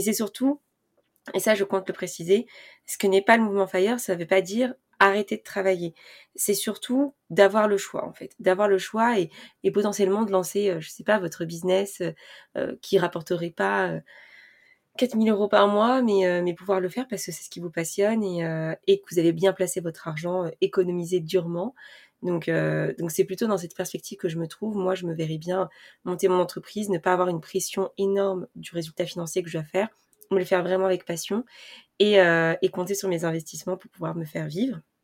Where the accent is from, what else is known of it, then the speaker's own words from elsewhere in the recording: France; pour nous les Français